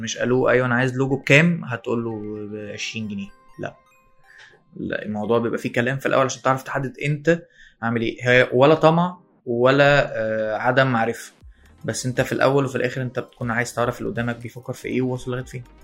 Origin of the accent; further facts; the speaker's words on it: Alexandria, Alexandria Governorate, Egypt; انا اسكندرانية